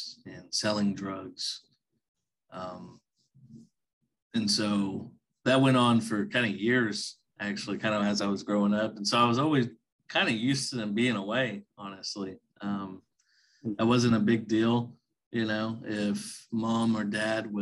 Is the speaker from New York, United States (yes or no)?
no; Ardmore, Oklahoma, United States; Born and raised in a small town called Ardmore in southern Oklahoma.